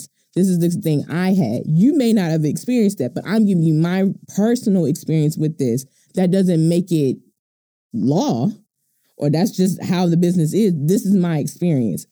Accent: Baltimore, Maryland, United States; I'm from Baltimore

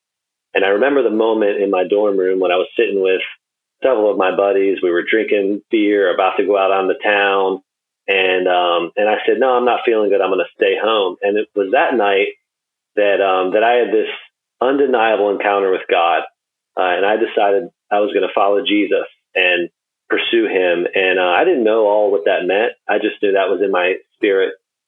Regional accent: Wilmington, North Carolina, United States; also born or lived in upstate New York / Midwest; I was born in upstate New York and did a stint in the Midwest. But most of my growing up years was in Wilmington, North Carolina

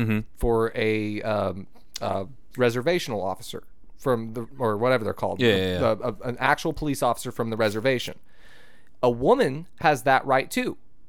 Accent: Shawnee, Oklahoma, United States; I grew up in Shawnee.

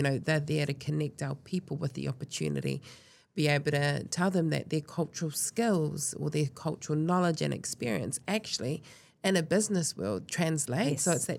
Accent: Northland, New Zealand; but I hail from Ngāti Whātua, down the road, but also out in the Kaipara and then in the far north.

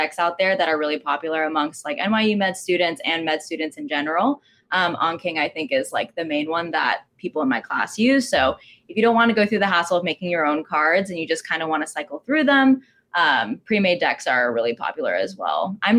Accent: Texas, United States; also born or lived in California; now in New York, United States; I grew up in Texas, went to undergrad in California, and now I'm on the East Coast.

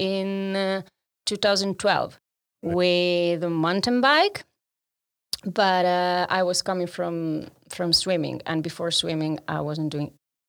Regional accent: Trento, Trentino-Alto Adige, Italy; now in Amsterdam, Netherlands

